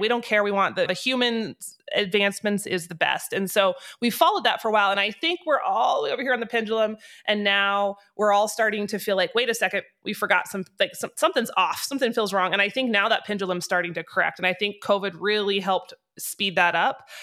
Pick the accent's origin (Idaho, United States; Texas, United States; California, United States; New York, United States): Idaho, United States; North; moved away as an adult; now in Wyoming, United States; I grew up in North Idaho.